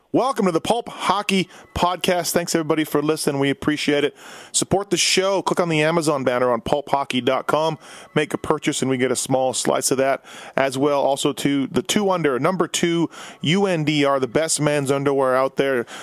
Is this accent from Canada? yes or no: yes; Winnipeg, Manitoba, Canada; I grew up in Winnipeg, so we didn't have a, we had a lot of flat, cold